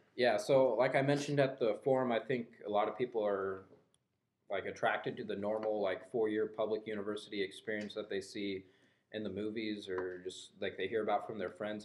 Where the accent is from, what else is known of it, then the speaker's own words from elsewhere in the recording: Guthrie Center, Iowa, United States; I grew up in Guthrie Center, Iowa.